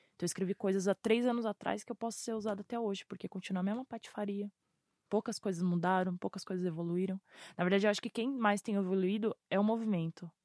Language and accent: Portuguese; São Paulo, Brazil; eu vim da Zona Sul, eu vim do Grajaú, lá da perifa do Terminal Varginha